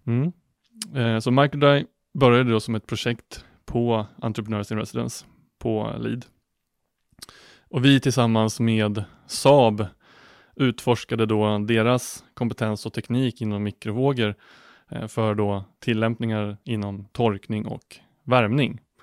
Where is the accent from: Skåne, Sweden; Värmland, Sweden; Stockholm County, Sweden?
Stockholm County, Sweden; outside Norrtälje; moved away as an adult; also born or lived in Linköping; född och uppvuxen utanför eh, Norrtälje, utanför Stockholm